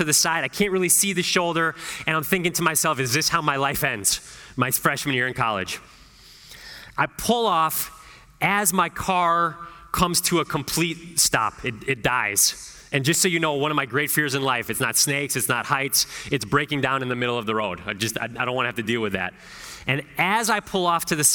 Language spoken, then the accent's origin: English; Northeast Ohio, United States; moved away as an adult; also born or lived in Chicago; my hometown in Northeast Ohio.